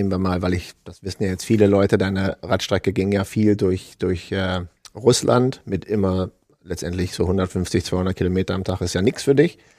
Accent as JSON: {"language": "German", "town": "Hanover", "region": "Lower Saxony", "country": "Germany", "said": "Ja, wir kommen ja aus Hannover, also ist nicht weit weg von uns."}